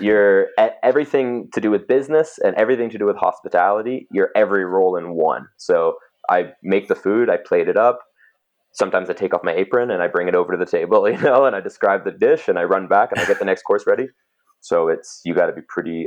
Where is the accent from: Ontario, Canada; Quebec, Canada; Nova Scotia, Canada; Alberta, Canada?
Alberta, Canada; Cochrane; also born or lived in England; when we moved from England to Cochrane when I was seven.